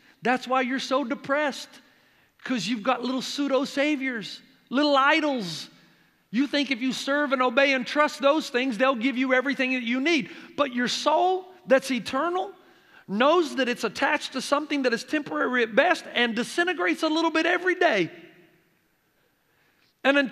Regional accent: near Nashville, Tennessee, United States; moved away as an adult; also born or lived in Africa / New Zealand; now in San Dimas, United States; I grew up playing baseball because I grew up not too far from Nashville, Tennessee, thus the accent that never goes away.

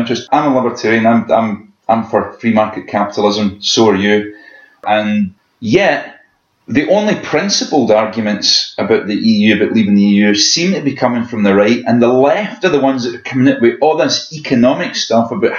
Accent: Scotland, United Kingdom; what it means to be Scottish

